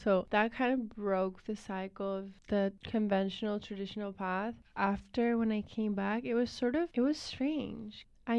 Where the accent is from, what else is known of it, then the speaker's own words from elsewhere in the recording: Spain; moved away as an adult; now in United States; I'm from Spain.